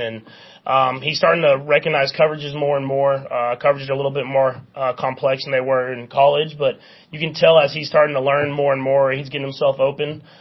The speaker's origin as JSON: {"language": "English", "region": "Texas", "country": "United States", "tie": "born or raised there", "moved": "as an adult", "lives_now": "Kansas City, United States", "said": "I grew up in Texas"}